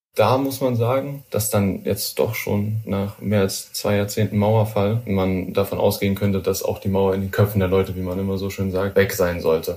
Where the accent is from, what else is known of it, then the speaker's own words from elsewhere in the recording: North Rhine-Westphalia, Germany; ich bin im Westen groß geworden in NRW